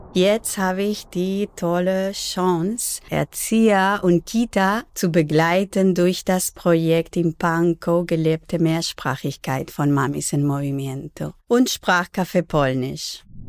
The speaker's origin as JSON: {"language": "German", "town": "Barcelona", "region": "Catalonia", "country": "Spain", "tie": "born or raised there", "first_language": "Spanish and Catalan", "second_language": "German", "moved": "yes", "lives_now": "Berlin, Germany", "said": "Ich bin zweisprachig aufgewachsen in Barcelona."}